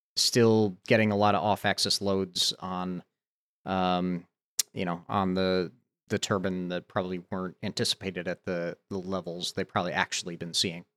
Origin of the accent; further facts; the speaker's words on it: Santa Barbara, California, United States; here in my hometown, the University of California, Santa Barbara